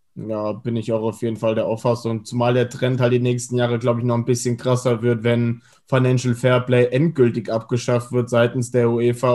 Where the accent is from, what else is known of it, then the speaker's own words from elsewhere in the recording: Hesse, Germany; als Hesse